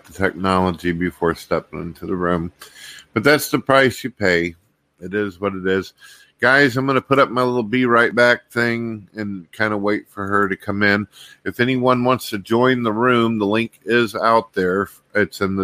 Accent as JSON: {"language": "English", "town": "St. Louis", "region": "Missouri", "country": "United States", "said": "I'm from St. Louis, Missouri, so I'm Central Time"}